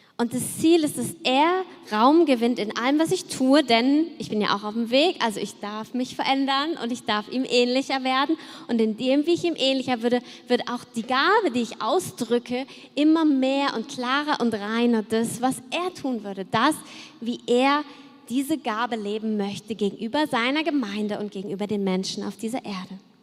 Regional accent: Cologne, North Rhine-Westphalia, Germany; ich komme ja aus Köln und da haben wir uns als Kinder natürlich auch verkleidet für den Karneval

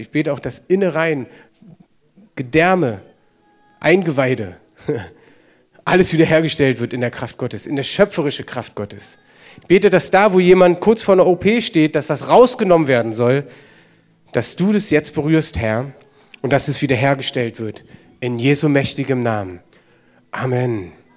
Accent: Germany; wir als Deutsche

